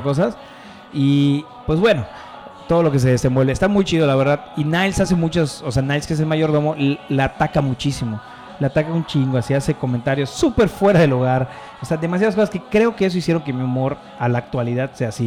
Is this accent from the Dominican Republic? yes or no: no; Mexico; also born or lived in Mérida; como mexicano